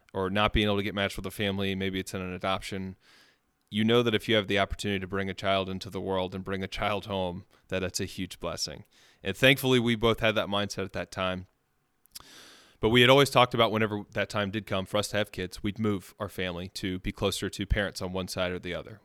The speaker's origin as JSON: {"language": "English", "town": "Birmingham", "region": "Alabama", "country": "United States", "tie": "born or raised there", "also_born_or_lived": "Long Island, New York", "said": "I was born in Long Island, New York. I moved down to Birmingham when I was about four or five years old."}